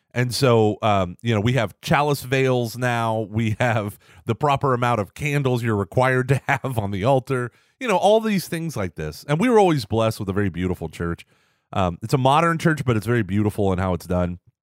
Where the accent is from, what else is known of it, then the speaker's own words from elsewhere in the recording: Texas, United States; I'm a Texan